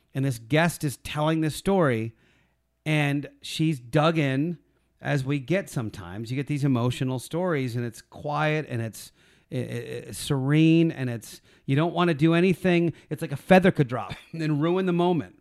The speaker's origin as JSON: {"language": "English", "town": "Philadelphia", "region": "Pennsylvania", "country": "United States", "tie": "born or raised there", "said": "I'm from Philly. I was the one Gentile in the town I grew up"}